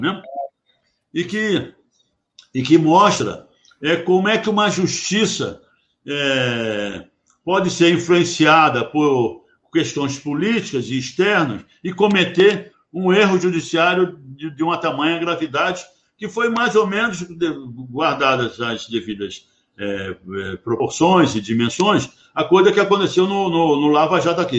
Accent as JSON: {"language": "Portuguese", "country": "Brazil", "said": "eu, como empregado da Petrobras, como brasileiro, tenho um orgulho enorme"}